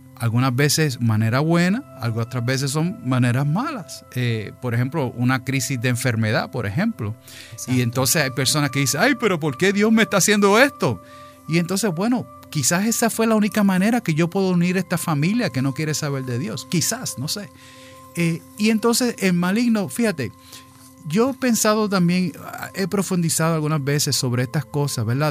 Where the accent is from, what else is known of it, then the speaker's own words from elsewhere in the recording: New York, United States; now in Florida, United States; yo también pues soy allá, nacido allá, en esa metro por allá, de padres puertorriqueños